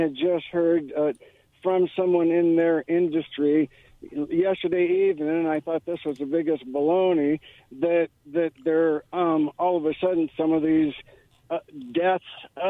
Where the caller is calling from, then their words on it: Kennewick, Washington, United States; Hey, fellas. … from Kennewick.